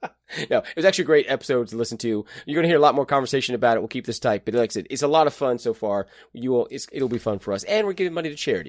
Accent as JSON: {"language": "English", "country": "United States", "said": "as an American"}